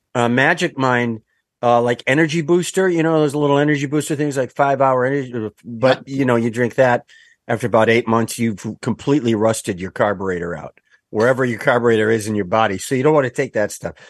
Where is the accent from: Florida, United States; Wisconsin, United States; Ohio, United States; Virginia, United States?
Wisconsin, United States; Kenosha; I'm from Kenosha, Wisconsin, where they built the American Motors Gremlin